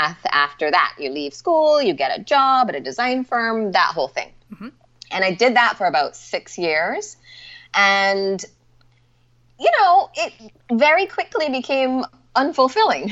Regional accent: Barbados; moved away; also born or lived in Atlanta; I was born and raised in Barbados.

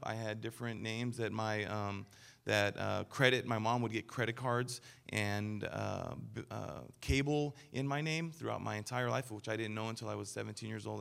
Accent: Denver, Colorado, United States; I was born in Denver, Colorado

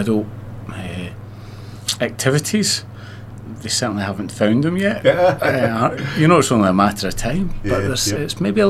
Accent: Glasgow, Scotland, United Kingdom; moved away as an adult; also born or lived in London / Sydney; now in Mount Gambier, Australia; I grew up in Glasgow, so Glasgow's got a bit of a rough reputation, but certainly it wasn't like that for me.

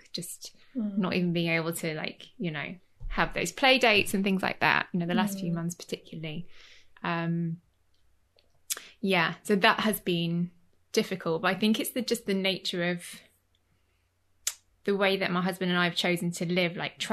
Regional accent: Leeds, Yorkshire and the Humber, United Kingdom; moved away as an adult; also born or lived in London / Florence; now in Cornwall, United Kingdom; I'm from Yorkshire. I'm from Leeds.

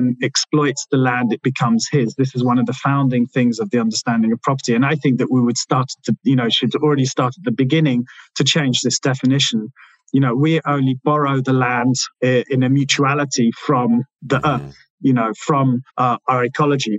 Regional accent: London, United Kingdom; also born or lived in Milan; when I grew up in London, and when you come from London

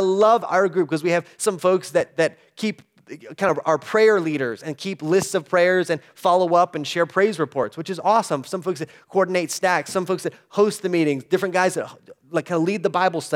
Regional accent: El Paso, Texas, United States; I grew up in El Paso

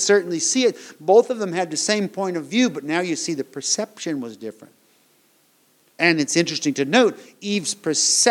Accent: United States; moved away as an adult; I was born in the United States of America

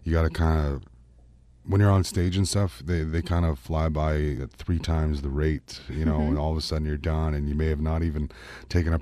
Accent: Canada; I am Canadian singer-songwriter

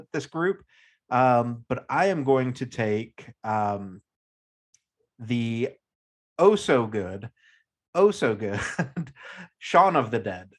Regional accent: United States; being an American

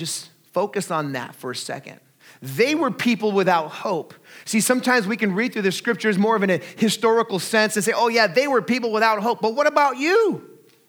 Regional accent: Artesia, California, United States; I grew up in Southeast Los Angeles County in a little city called Artesia

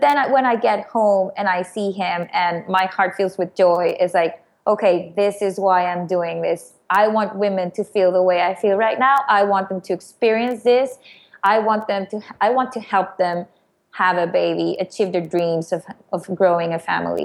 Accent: Mexico; moved away; I'm originally from Mexico

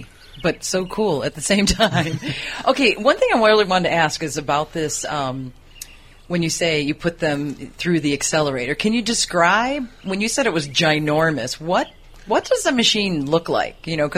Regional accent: United States; I'm from the States.

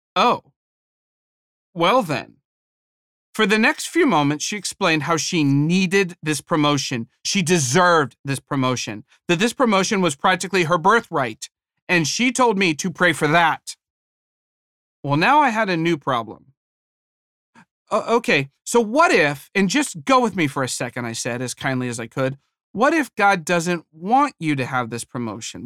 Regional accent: Ohio, United States; moved away; I was from Ohio

